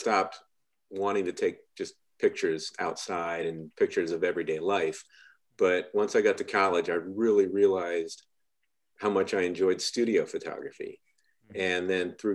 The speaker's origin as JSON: {"language": "English", "area": "Wooster", "region": "Ohio", "country": "United States", "tie": "born or raised there", "said": "I grew up in Worcester"}